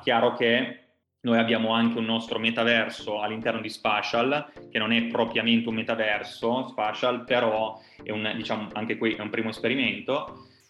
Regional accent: Turin, Piedmont, Italy; noi siamo i, eh, italiani, ma in primis eh, siamo di Torino

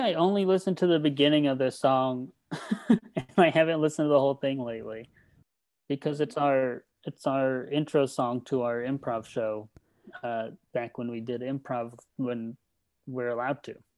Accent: Redlands, California, United States; moved away; from Redlands, California

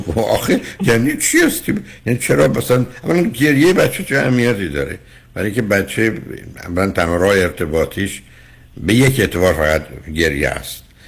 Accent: Iran; moved away; ما ایرانی ها تو چارچوب خانوادهایی که بزرگ

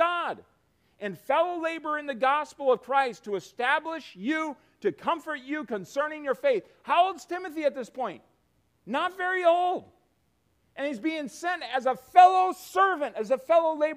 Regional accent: United States

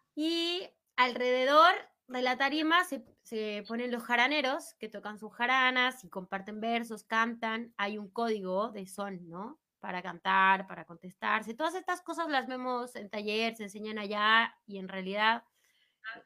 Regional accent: Mexico City, Mexico; yo soy de DF

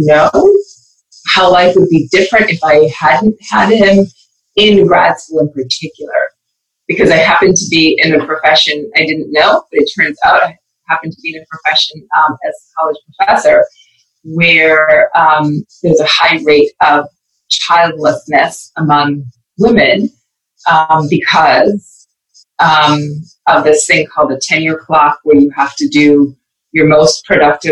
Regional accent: Edmonton, Alberta, Canada; born or raised there; also born or lived in Belize

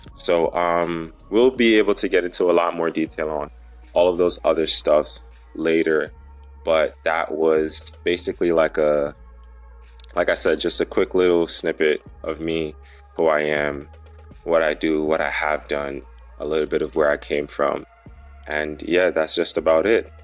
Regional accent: New York, United States; also born or lived in St. Lucia; I have lived in New York for most of my life

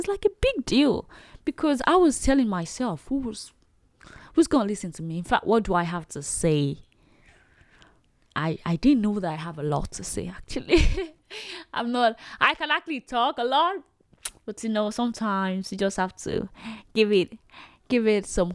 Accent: Nigeria; As a Nigerian

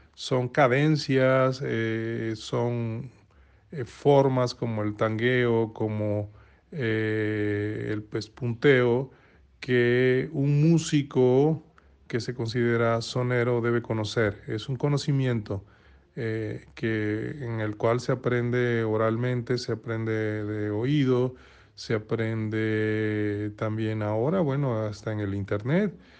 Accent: Veracruz, Mexico; siendo mexicanos y siendo yo originario de Tres Veracruz, siendo jarocho

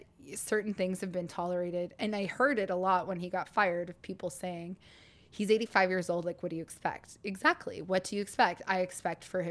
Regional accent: Northern Ontario, Canada; I'm from Northern Ontario. My whole family's from up there

